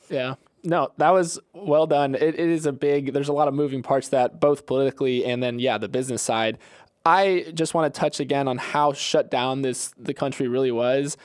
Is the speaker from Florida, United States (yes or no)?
yes; Bradenton, Florida, United States; my hometown of Bradenton, Florida